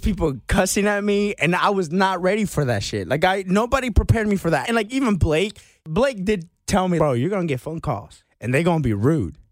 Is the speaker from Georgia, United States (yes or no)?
yes; Marietta, Georgia, United States; I I grew up in the Marietta, Atlanta area.